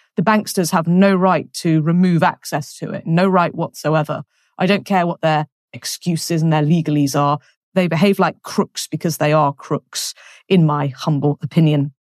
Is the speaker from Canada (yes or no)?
no; England, United Kingdom; moved away as an adult; now in France; I'm English.